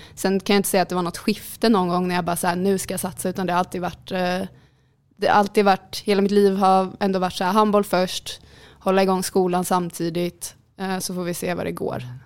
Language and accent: Swedish; Jönköping, Jönköping County, Sweden; moved away as an adult; now in Skövde, Sweden; jag kommer från Jönköping